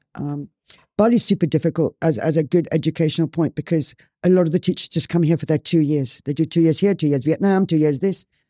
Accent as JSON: {"language": "English", "country": "Ireland", "tie": "born or raised there", "also_born_or_lived": "Spain", "moved": "yes", "lives_now": "Bali, Indonesia", "said": "I grew up in Ireland."}